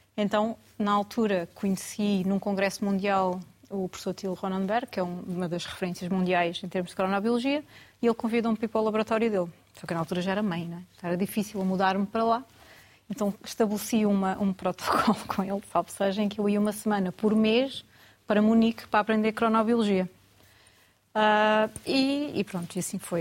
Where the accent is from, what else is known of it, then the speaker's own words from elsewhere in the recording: Algarve, Portugal; moved away as an adult; also born or lived in Lisbon; now in Porto, Portugal; Eu sou algarvia, originalmente, mas como muitos outros, né? acabei por, durante, na altura quando fui para a universidade, fui para Lisboa e acabei por ficar lá